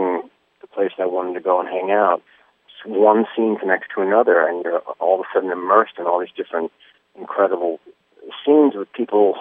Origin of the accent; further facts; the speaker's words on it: New York City, New York, United States; growing up in New York is pretty insane